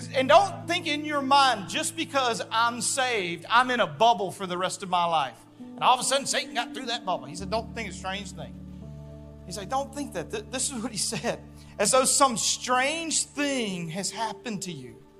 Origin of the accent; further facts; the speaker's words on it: Louisiana, United States; moved away; also born or lived in southern Arkansas; I grew up in Louisiana and southern Arkansas